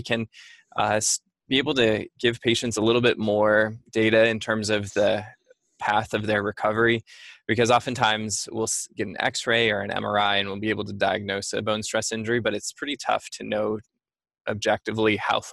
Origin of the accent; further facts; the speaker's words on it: Montana, United States; moved away; also born or lived in New York; I grew up in Montana